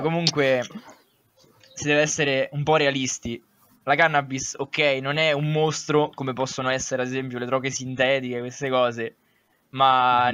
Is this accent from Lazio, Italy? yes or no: yes; Sonnino, Lazio, Italy; mio paese, di Sonnino